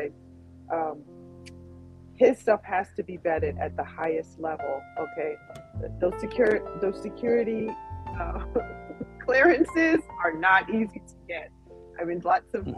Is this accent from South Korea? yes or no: no; Long Island, New York, United States; we grew up in, drum roll, Long Island